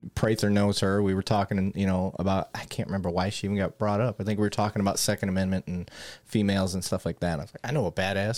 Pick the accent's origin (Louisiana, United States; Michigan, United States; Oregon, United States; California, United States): Michigan, United States; Flint; accent: northern; moved away; I grew up in Flint, Michigan